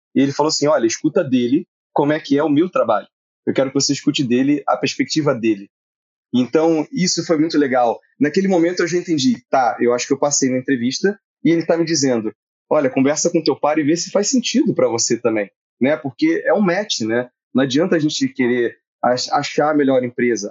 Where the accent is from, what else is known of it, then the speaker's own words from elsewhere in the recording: Nova Iguaçu, Rio de Janeiro, Brazil; eu também sou do Rio, esqueci de falar isso, e eu sou da Baixada Fluminense, nasci em Nova Iguaçu